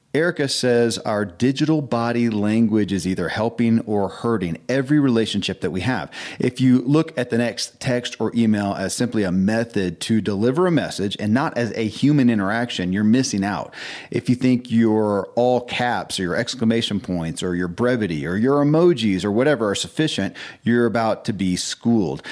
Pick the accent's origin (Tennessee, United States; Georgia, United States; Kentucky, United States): Kentucky, United States; born or raised there